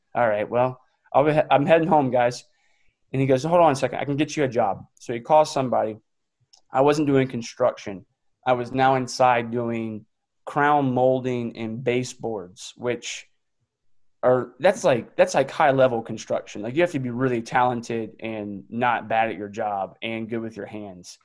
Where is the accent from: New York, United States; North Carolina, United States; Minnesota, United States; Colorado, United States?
North Carolina, United States; just outside of Raleigh; I grew up just outside of Raleigh, um, so in the Triangle area.